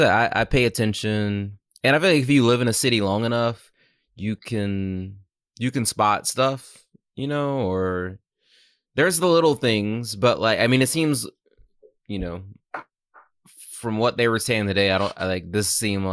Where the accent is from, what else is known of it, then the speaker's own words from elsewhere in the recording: New York City, New York, United States; as a New Yorker